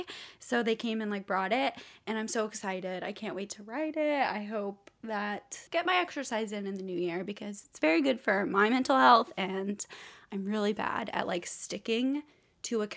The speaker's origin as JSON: {"language": "English", "town": "Nashville", "region": "Tennessee", "country": "United States", "tie": "born or raised there", "said": "I grew up in Nashville"}